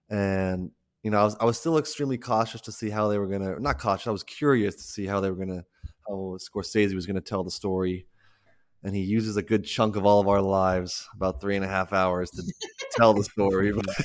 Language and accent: English; United States; living and growing up in America